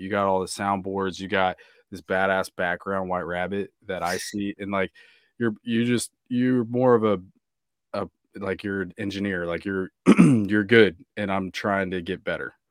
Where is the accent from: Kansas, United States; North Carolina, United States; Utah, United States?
Kansas, United States; moved away; also born or lived in Newport Beach, California; Growing up in Kansas